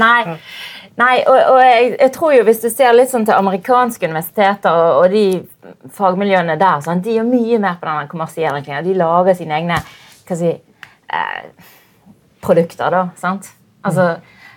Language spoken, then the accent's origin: Norwegian; Bergen, Vestland, Norway; Jeg er jo bergenser